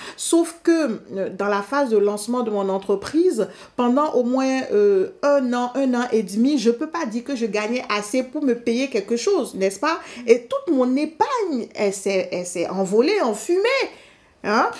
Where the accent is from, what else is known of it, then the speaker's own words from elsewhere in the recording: Benin; je suis du Bénin